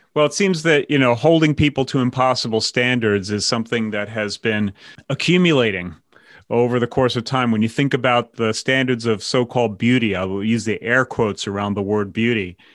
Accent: New York, United States; moved away as an adult; I came from New York, were Democrats

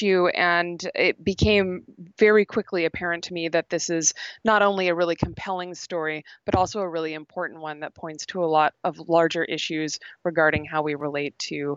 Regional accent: United States; now in British Columbia, Canada; I'm based in British Columbia, but I am an American

